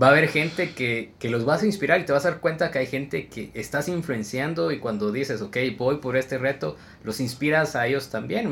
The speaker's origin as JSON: {"language": "Spanish", "country": "Guatemala", "said": "me encontré con otro compatriota Chapín"}